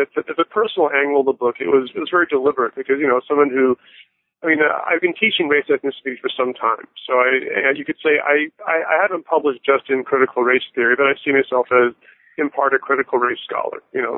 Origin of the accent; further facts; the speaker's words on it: Florida, United States; also born or lived in Toronto, Canada / England / Bahamas; My family moved all over the place when I was young. I was born in Toronto and moved to England and Bahamas, and I grew up in South Florida. I'm the sort of person who doesn't have a real hometown per se